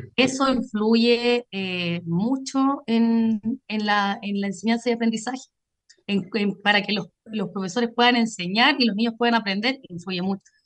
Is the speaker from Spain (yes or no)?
no; Buin, Santiago Metropolitan, Chile; now in Paine, Chile; yo soy nacida y creada en Wynn